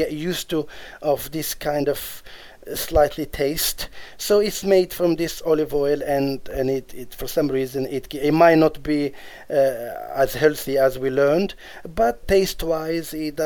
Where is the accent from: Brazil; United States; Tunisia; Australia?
Tunisia; Djerba, Medenine; I come from Djerba, which is an island of Djerba